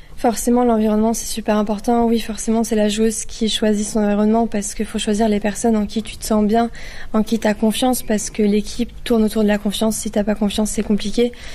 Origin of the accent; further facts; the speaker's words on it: Lyon, Auvergne-Rhône-Alpes, France; now in Cannes, France; je suis lyonnaise, j'ai mes parents qui vivent à Lyon, moi je vis vers Cannes